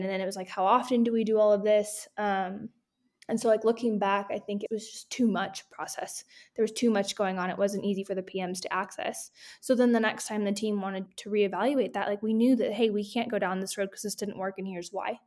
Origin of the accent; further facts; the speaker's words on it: California, United States; moved away as an adult; now in Denver, United States; I'm originally from California, just moved to Denver, Colorado